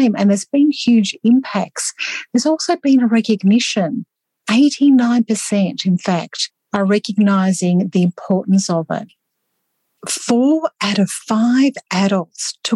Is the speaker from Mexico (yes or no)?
no; Australia; Australian research, where I'm from